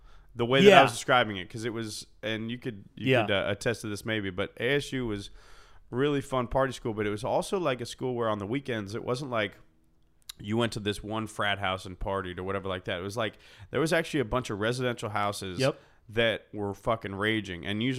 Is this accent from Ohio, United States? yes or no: yes; Cincinnati, Ohio, United States; also born or lived in Arizona; No. So then I grew up, born and raised in Cincinnati, Ohio, and then went to Arizona State University.